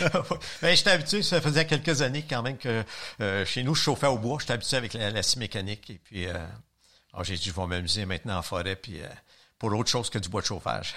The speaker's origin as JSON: {"language": "French", "town": "Longueuil", "region": "Quebec", "country": "Canada", "said": "j'étais de la Rive-Sud, je suis encore à la même place, près de Macailleville"}